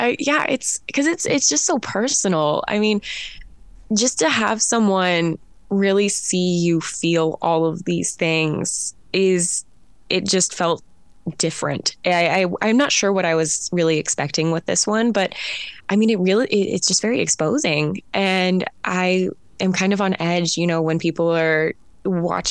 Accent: United States; does this make sense to you as an American?

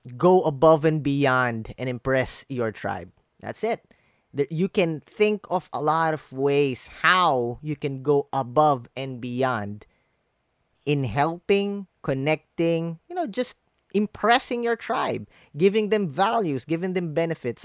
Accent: Philippines; English is a second language; my fellow Filipinos

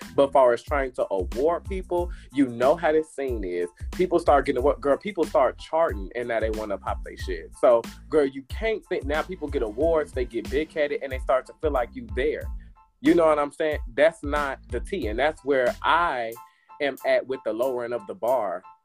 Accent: Harvey, Illinois, United States; also born or lived in Chicago; now in Atlanta, United States; I'm from Harvey.

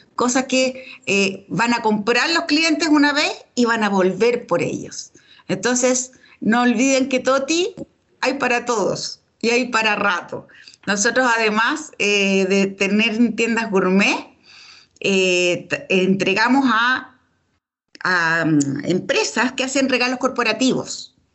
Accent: Chile; Nosotros eh, como, chilenos

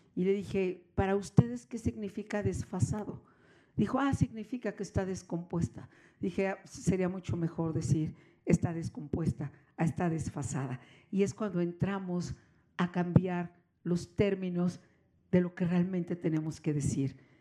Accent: Mexico; podríamos coincidir millones de mexicanos

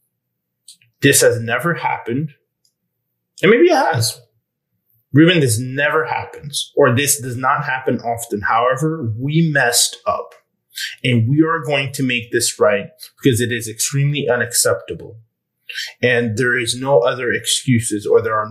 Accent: Normandy, France; I was born in Normandy and France

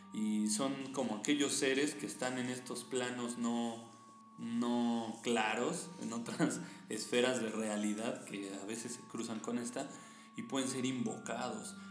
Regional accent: Mexico; Nosotros que somos mexicanos

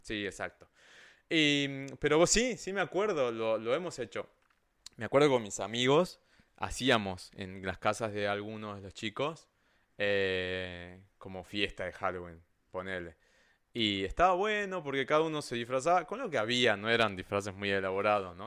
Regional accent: Salta, Argentina; en Salta, de donde yo soy

